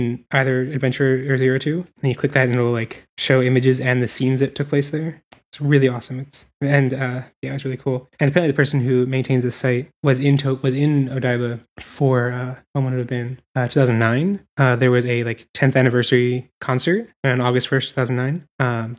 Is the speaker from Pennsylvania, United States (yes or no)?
yes; Philadelphia, Pennsylvania, United States; now in San Francisco, United States; we're both from Philadelphia